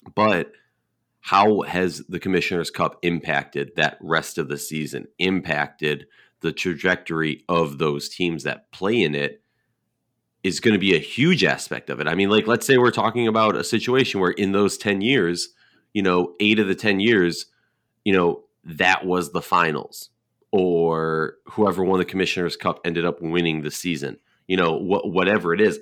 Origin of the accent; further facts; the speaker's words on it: Minnesota, United States; we're both from Minnesota